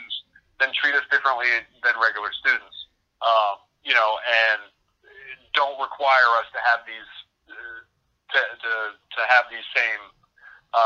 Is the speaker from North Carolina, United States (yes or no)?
yes; Mint Hill, North Carolina, United States; I grew up in Mint Hill, North Carolina, and everybody here is a Tar Heel fan